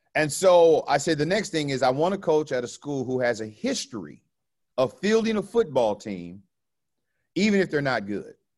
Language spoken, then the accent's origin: English; Orange County, California, United States; I grew up in the ghetto of Orange County